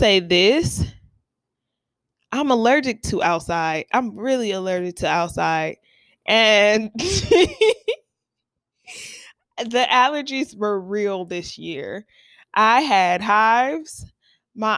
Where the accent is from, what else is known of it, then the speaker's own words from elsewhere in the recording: Ohio, United States; I'm from Ohio